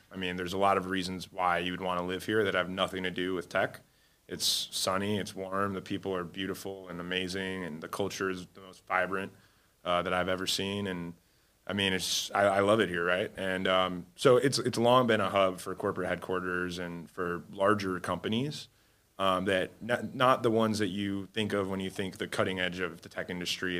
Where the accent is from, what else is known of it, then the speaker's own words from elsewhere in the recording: Cleveland, Ohio, United States; moved away as an adult; also born or lived in Alabama; now in Miami, United States; I was raised in Cleveland, Ohio